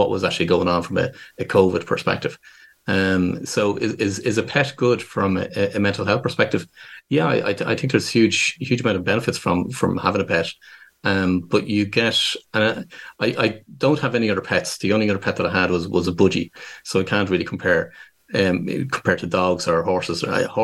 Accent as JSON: {"language": "English", "town": "Dublin", "region": "Leinster", "country": "Ireland", "tie": "born or raised there", "said": "I'm born and raised in Dublin in Ireland"}